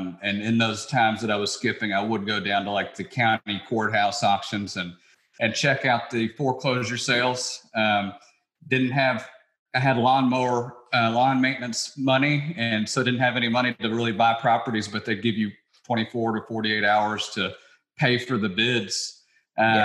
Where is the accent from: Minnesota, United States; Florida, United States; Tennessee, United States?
Tennessee, United States; Memphis; moved away as an adult; also born or lived in New York City; I grew up in Memphis, Tennessee